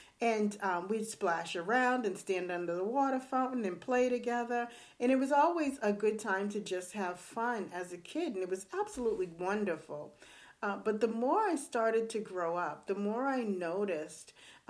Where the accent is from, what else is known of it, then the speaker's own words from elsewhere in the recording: Boston, Massachusetts, United States; I grew up in Boston.